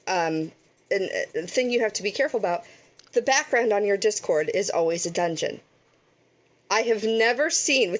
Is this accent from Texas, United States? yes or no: no; Pittsburgh, Pennsylvania, United States